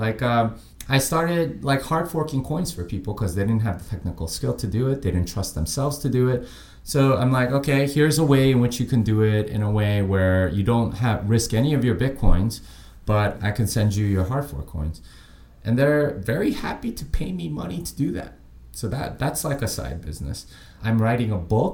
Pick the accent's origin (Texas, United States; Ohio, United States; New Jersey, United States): Texas, United States; I am from Texas. I live in Austin.